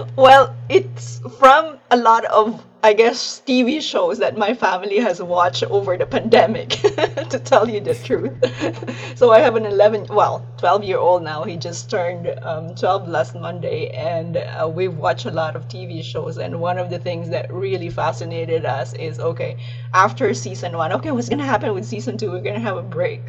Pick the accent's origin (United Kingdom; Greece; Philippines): Philippines; moved away; I'm originally from the Philippines